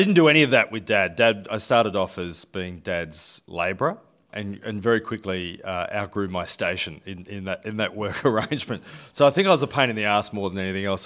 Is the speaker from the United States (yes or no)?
no; Sydney, New South Wales, Australia; was born in Seven Hills, actually, and grew up in, uh, the northwestern suburbs of Sydney. So, a proud Westie